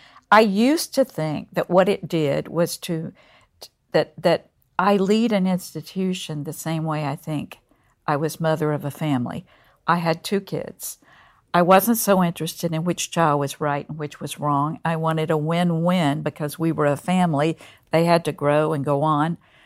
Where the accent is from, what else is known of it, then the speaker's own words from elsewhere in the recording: Concord, North Carolina, United States; I grew up just outside of Mill Village in Concord, North Carolina.